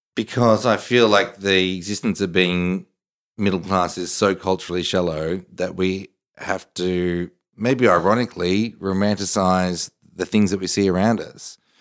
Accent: Australia; I'm Australian. I, I love Australia

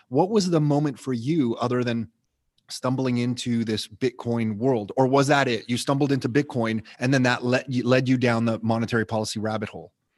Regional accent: Canada; I grew up middle class in Canada

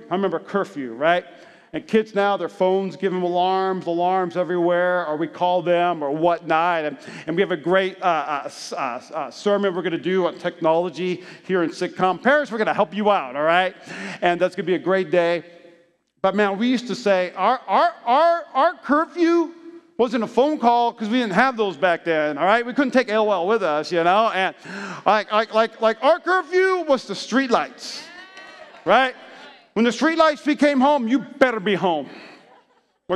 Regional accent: Las Vegas, Nevada, United States; I'm from Las Vegas. I'm a Nevadian

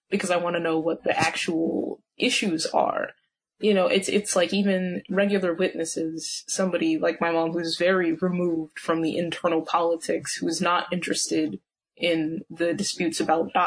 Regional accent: Texas, United States; now in Philadelphia, United States; I'm in Philly right now, but I'm from Texas

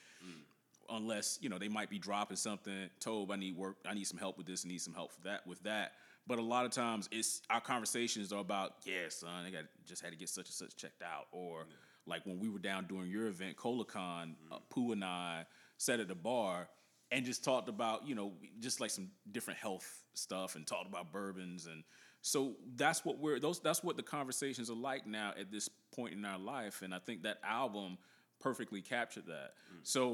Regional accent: the South, United States; we're from the South

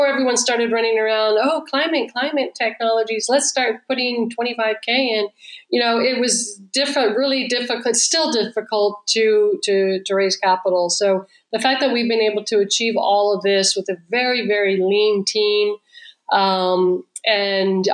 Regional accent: California, United States; moved away; also born or lived in Israel; I'm originally from California.

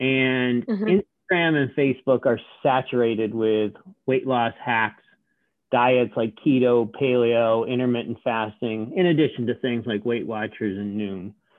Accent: Richmond, Virginia, United States; I noticed in my hometown of Richmond, where nobody's ridden SoulCycle

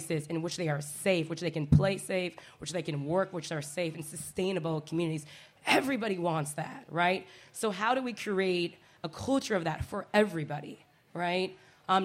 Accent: Seattle, Washington, United States; moved away as an adult; I'm born and raised in Seattle, Washington. I came back a year and a half ago to the hometown after a leave of 16 years

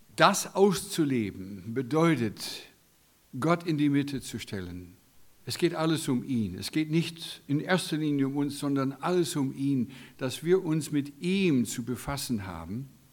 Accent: United States; German is a second language; moved away as an adult; now in Germany; als Amerikaner bin Gastarbeiter in eurem wunderbaren Land seit 16 Jahren

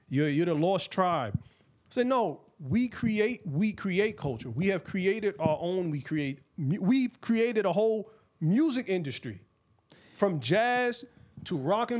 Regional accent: United States; here in the U.S., in America

